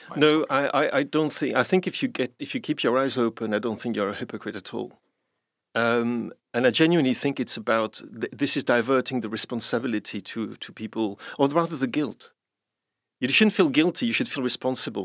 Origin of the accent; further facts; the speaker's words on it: London, United Kingdom; I, am a Londoner myself too